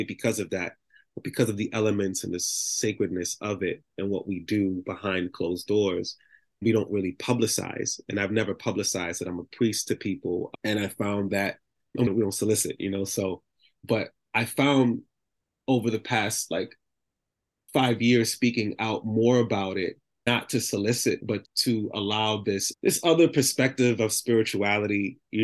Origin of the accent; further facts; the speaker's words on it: New York City, New York, United States; I grew up in the Bronx